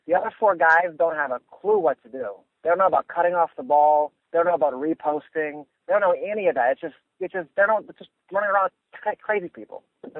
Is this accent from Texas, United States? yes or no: yes; Dallas, Texas, United States; I'm from Dallas.